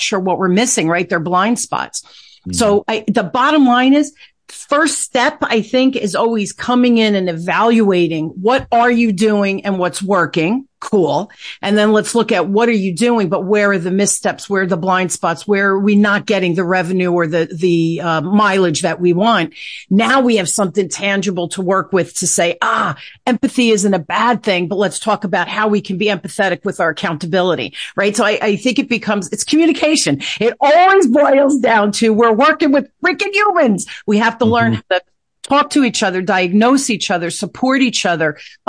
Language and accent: English; Newark, New Jersey, United States; I grew up in Newark, Chet, during the riot.